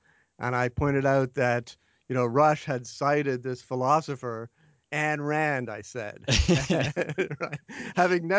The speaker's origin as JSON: {"language": "English", "country": "Canada", "tie": "born or raised there", "said": "Well, I grew up in Canada, actually."}